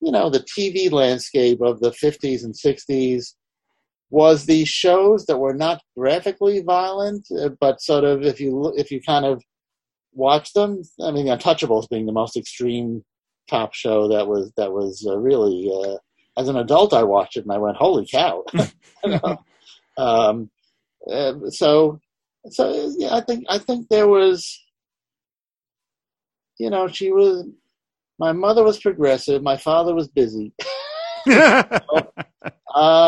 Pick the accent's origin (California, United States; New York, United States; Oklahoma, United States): New York, United States; New York City; I grew up in Manhattan, you know, so the newsstand dealer on 86th Street and Lexington knew